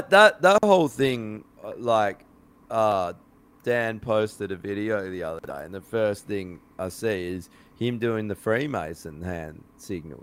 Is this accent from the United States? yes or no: no; Australia; proud of being fucking Australian